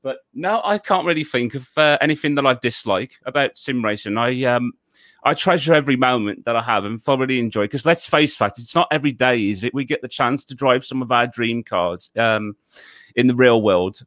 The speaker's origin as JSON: {"language": "English", "town": "Wolverhampton", "region": "West Midlands", "country": "United Kingdom", "tie": "born or raised there", "said": "I was originally born and raised in um, the city of uh, Wolverhampton in um, in the United Kingdom."}